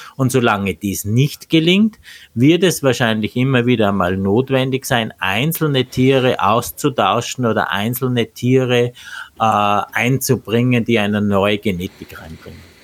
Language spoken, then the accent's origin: German; Austria; bei uns in Österreich